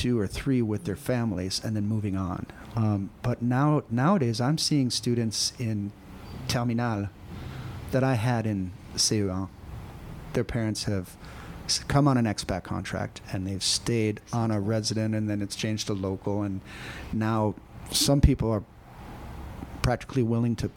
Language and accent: English; United States; moved away; Being an American citizen